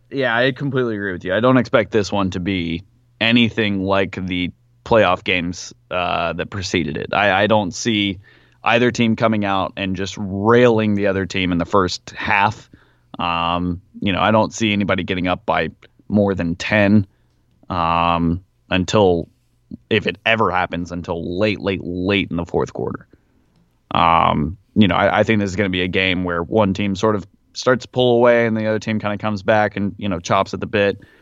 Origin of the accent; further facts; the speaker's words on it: Nashville, Tennessee, United States; moved away; I was also in my hometown